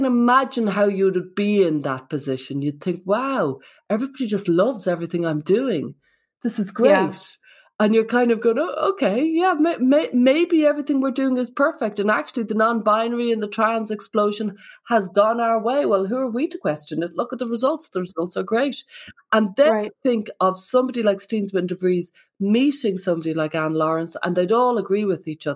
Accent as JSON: {"language": "English", "country": "Ireland", "said": "I'm from Ireland"}